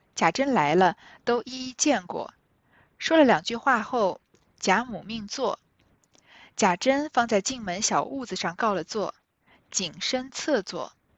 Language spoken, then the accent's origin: Chinese; China; 我们中国人